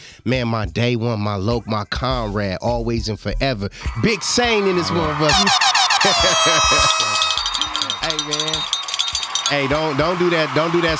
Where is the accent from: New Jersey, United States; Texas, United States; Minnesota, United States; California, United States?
California, United States; Los Angeles; Me and …, we hail from the East Side, Low Bottoms of South Central Los Angeles.